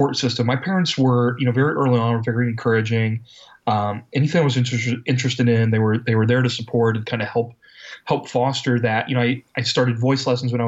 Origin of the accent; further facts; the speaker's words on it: Ohio, United States; the University of Cincinnati here in Ohio, in my home state.